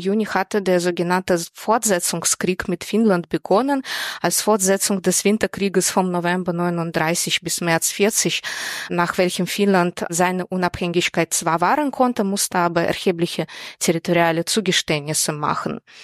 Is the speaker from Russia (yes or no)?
yes; Russia; moved away as an adult; also born or lived in Moscow, Russia / Berlin, Germany; now in Hamburg, Germany; Ursprünglich komme ich aus Russland und habe in Moskau Journalistik studiert